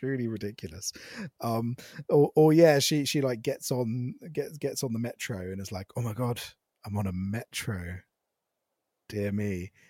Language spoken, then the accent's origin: English; Ireland; Because I'm from Ireland and all we have is stew and Guinness.